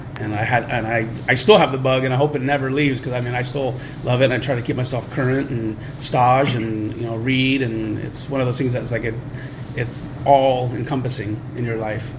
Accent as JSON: {"language": "English", "region": "Southern California", "country": "United States", "tie": "born or raised there", "also_born_or_lived": "San Francisco / Chicago", "moved": "as an adult", "lives_now": "St. Louis, United States", "said": "we grew up in Southern California"}